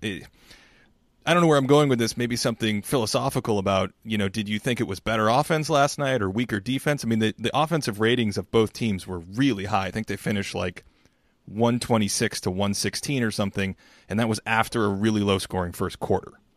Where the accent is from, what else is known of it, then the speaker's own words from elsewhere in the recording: New England, United States; So I grew up in New England, and I grew up fifteen, you know, twenty minutes from Fenway Park